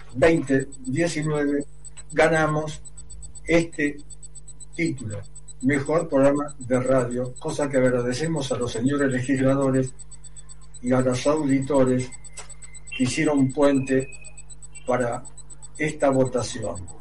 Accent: Buenos Aires, Argentina; en el barrio de Mataderos, donde nací, en el Hospital Salaverri y viví en Muriondo 1321, en el barrio de Mataderos, hasta un par

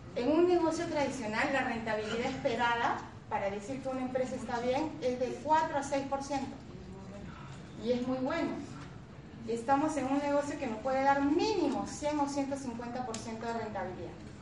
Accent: Peru; como peruanos

